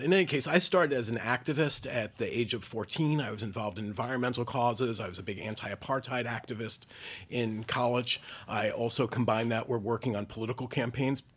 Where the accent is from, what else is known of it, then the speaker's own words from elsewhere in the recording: New York City, New York, United States; my hometown of New York City